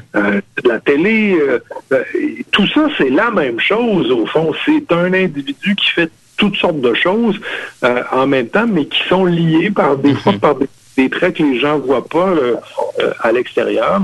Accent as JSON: {"language": "French", "town": "Cookshire", "region": "Quebec", "country": "Canada", "tie": "born or raised there", "said": "au village, chez moi, à Cookshire, dans les cantons de l'Est, le photographe du village, il était dans la maison qu'on habitait."}